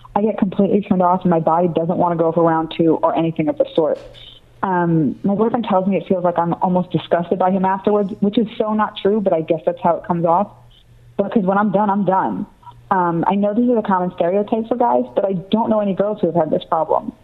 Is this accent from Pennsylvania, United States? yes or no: no; New York, United States; I'm from New York.